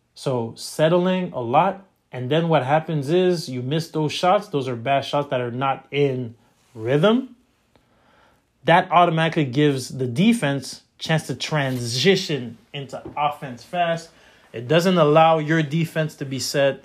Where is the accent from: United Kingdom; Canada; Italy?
Canada; I'm Canadian